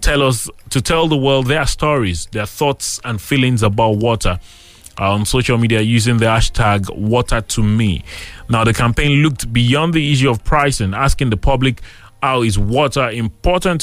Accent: Abeokuta, Ogun State, Nigeria; I grew up here in Abeokuta

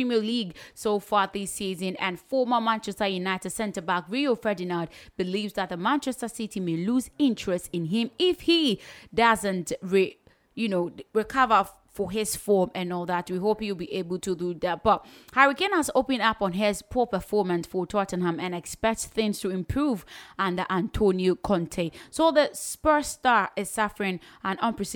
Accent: Ghana; as a Ghanaian

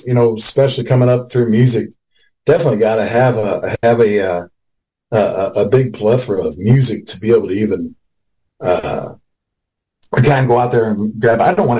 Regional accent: Eastern Central Illinois, United States; I'm from Central Illinois, Eastern Central Illinois, right over on the Indiana line, and close to Northwest Indiana.

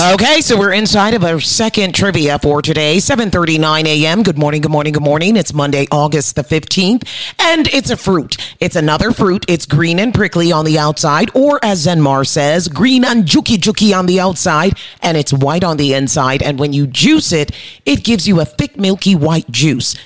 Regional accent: Englewood, New Jersey, United States; I grew up in Englewood on Palisade Avenue

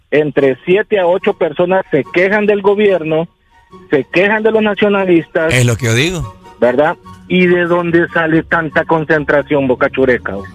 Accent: Honduras; como hondureño

